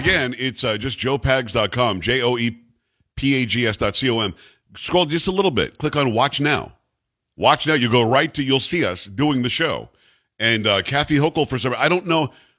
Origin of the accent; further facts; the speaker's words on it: New York, United States; moved away; I'm from New York originally